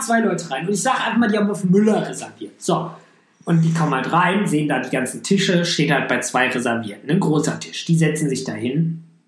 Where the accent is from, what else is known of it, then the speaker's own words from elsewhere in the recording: Düsseldorf, North Rhine-Westphalia, Germany; Ich komme aus Düsseldorf